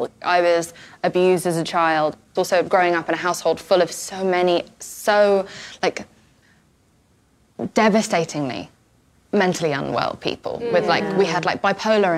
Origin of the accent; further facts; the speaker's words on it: England, United Kingdom; I'm also from England